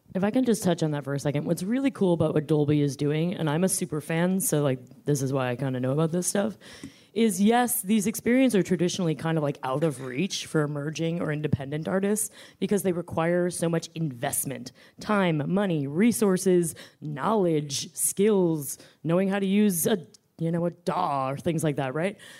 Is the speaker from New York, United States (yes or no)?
yes; New York, United States; also born or lived in Washington, D.C.; I am a New Yorker